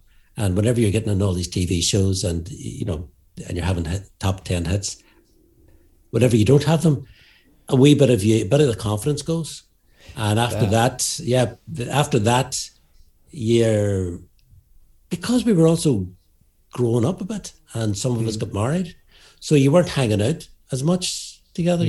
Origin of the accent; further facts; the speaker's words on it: Derry, Northern Ireland, United Kingdom; we're from Derry